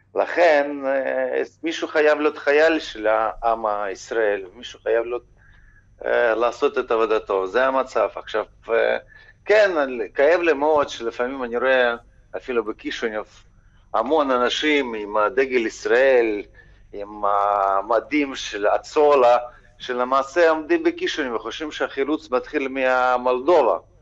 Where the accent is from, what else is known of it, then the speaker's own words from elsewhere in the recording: Ukraine; בתור אזרח אוקראיני